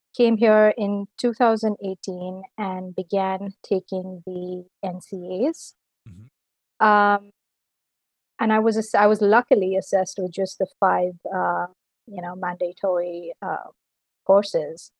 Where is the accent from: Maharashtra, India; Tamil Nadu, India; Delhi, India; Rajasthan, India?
Delhi, India; moved away as an adult; now in Canada; I'm from Delhi, India